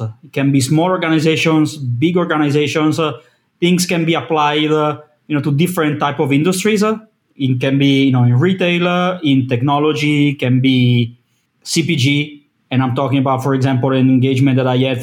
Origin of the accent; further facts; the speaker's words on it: Milan, Lombardy, Italy; I'm from Milan, Italy.